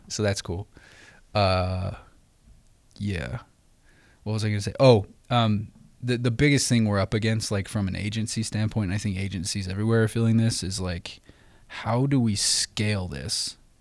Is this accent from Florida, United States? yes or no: no; Idaho, United States; we grew up in Idaho